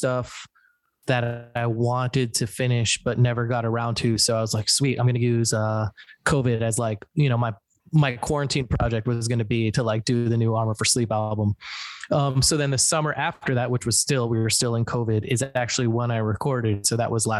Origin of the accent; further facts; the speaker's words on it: New Jersey, United States; We're all from New Jersey, born and raised in Jersey